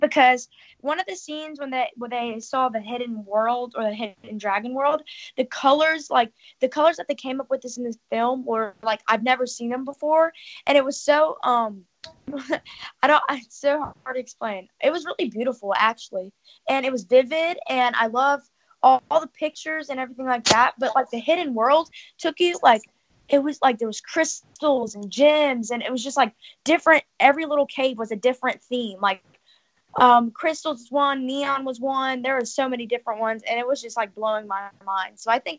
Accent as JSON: {"language": "English", "town": "Los Angeles", "region": "California", "country": "United States", "said": "from Los Angeles, California"}